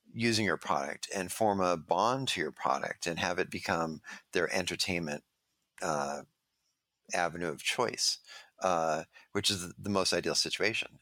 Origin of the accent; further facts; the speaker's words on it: Los Angeles, California, United States; I grew up in Venice Beach